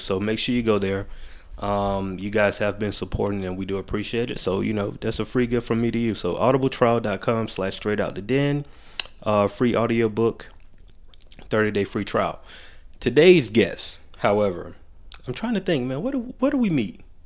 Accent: Macon, Georgia, United States; moved away as an adult; now in Atlanta, United States; I was born here, raised in Macon. I always say I'm from Macon 'cause I, I went to school from kindergarten

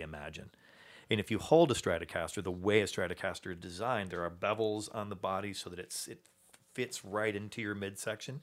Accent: Chicago, Illinois, United States; my hometown

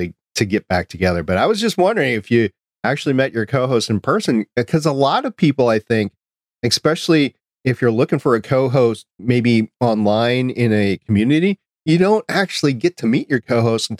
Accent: United States; we're American

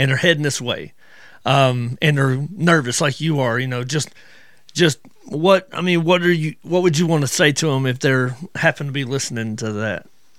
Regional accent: Georgia, United States; they call me a Yankee. I'm from Georgia.

